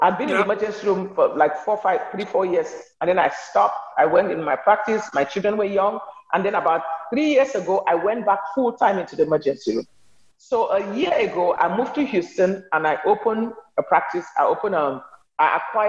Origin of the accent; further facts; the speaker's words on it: Cameroon; moved away as an adult; also born or lived in Nigeria / New York / Alexandria, Louisiana; now in United States; I'm from Cameroon. I'm a Cameroonian American